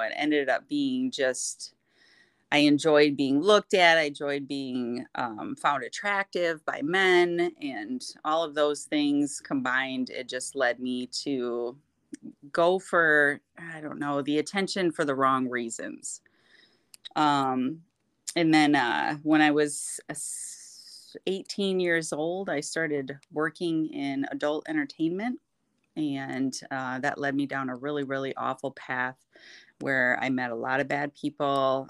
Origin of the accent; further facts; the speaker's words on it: Kentwood, Michigan, United States; I am from Kentwood, Michigan, born and raised